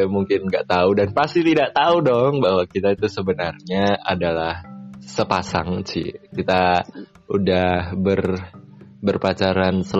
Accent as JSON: {"language": "Indonesian", "town": "Salatiga", "region": "Central Java", "country": "Indonesia", "tie": "born or raised there", "said": "aku ada di Salatiga di kampung halamanku"}